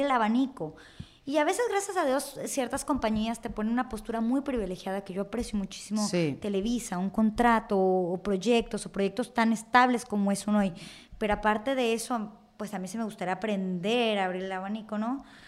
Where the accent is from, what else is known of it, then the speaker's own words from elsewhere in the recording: Mexico; uno como mexicano, uno creció con esa televisión